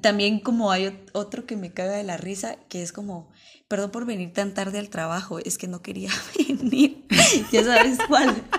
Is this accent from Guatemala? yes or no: yes; Mixco, Guatemala Department, Guatemala; nací en Misco